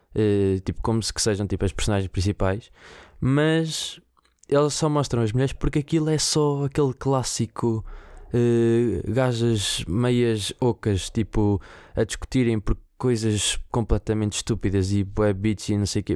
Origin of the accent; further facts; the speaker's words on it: Viseu, Centro, Portugal; moved away; Viseu, que é o sítio de onde eu venho e de onde eu cresci